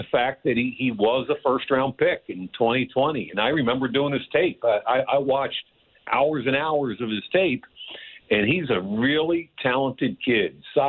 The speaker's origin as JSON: {"language": "English", "town": "Philadelphia", "region": "Pennsylvania", "country": "United States", "said": "I'm from Philly"}